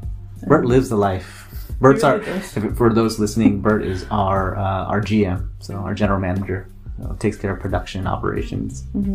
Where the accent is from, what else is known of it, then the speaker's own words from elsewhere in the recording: San Diego, California, United States; oh, where are you guys from? I'm like, oh, San Diego